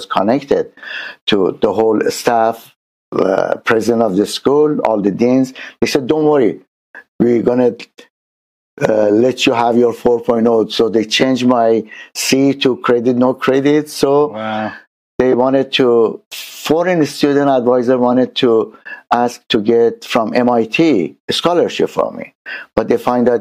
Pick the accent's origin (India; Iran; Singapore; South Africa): Iran; Tehran, Tehran Province; now in San Diego, United States; I born in Tehran, Iran